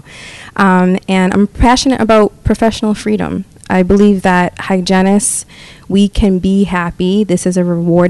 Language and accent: English; Boston, Massachusetts, United States; I graduated from a vocational school in Wakefield, Massachusetts. I'm from the Boston area.